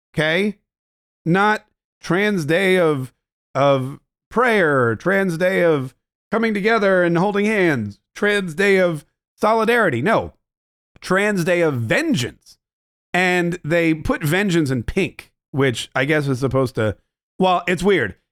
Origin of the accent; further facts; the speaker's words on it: Canada; being Canadian